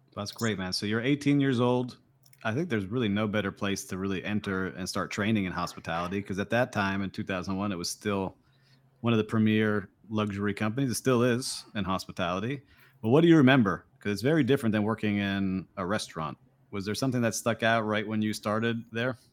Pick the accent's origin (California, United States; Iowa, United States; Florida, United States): Florida, United States; Kendall; growing up down in Kendall